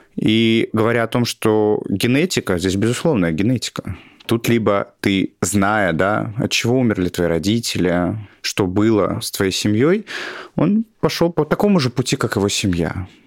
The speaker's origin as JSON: {"language": "Russian", "town": "Tolyatti", "region": "Samara Oblast", "country": "Russia", "tie": "born or raised there", "moved": "yes", "said": "в моем городе еще, я из Тольятти, а это были 90-е"}